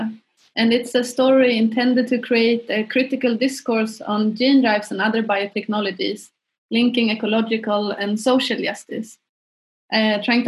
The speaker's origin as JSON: {"language": "English", "town": "Stockholm", "region": "Stockholm County", "country": "Sweden", "also_born_or_lived": "London, United Kingdom", "moved": "as an adult", "lives_now": "Berlin, Germany", "said": "our background is that we are from Stockholm in Sweden"}